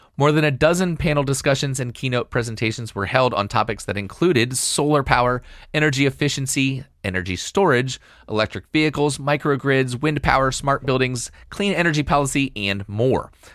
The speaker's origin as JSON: {"language": "English", "region": "Virginia", "country": "United States", "said": "my home state here of Virginia"}